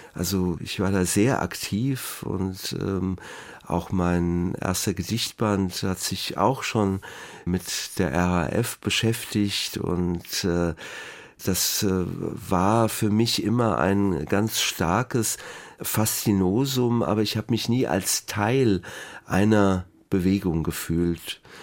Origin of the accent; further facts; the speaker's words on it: Wiesbaden, Hesse, Germany; Ich bin in Biebrich aufgewachsen